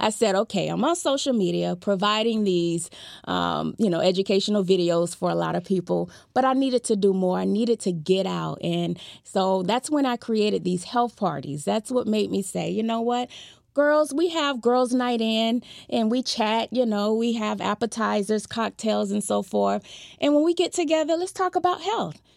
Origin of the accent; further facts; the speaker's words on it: Fort Lauderdale, Florida, United States; I was born and raised in Fort Lauderdale, Florida